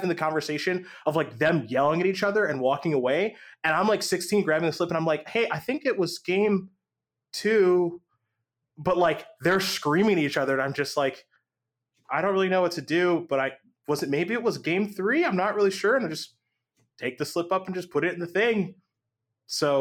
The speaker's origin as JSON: {"language": "English", "town": "Cleveland", "region": "Ohio", "country": "United States", "tie": "born or raised there"}